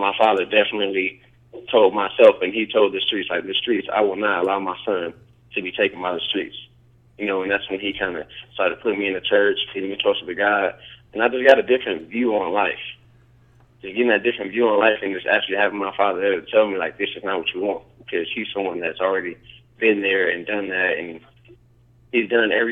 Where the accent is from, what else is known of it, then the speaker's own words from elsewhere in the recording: Los Angeles, California, United States; also born or lived in San Diego / Lawndale; I moved to Los Angeles, grew up in Compton and San Pedro